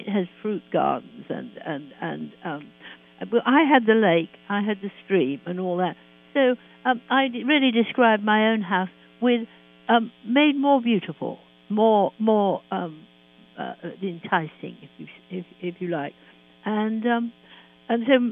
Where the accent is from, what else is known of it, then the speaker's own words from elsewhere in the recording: London, United Kingdom; I am a Londoner, and I love London.